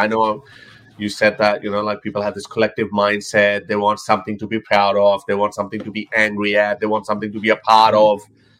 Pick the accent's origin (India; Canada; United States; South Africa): India; And again, I'm Indian as well. So to me, it doesn't really matter. It's not exotic for me. Kind of is, because we were separated from mainstream India.